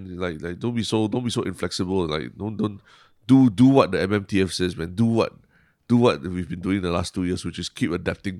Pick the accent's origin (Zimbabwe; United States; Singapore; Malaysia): Singapore